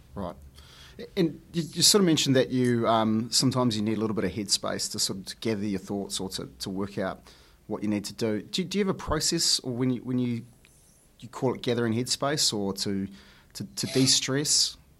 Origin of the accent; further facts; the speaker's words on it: New Zealand; growing up in New Zealand and, and the schools we go to, you know, lots of my friends are Māori, Samoan, Iraqi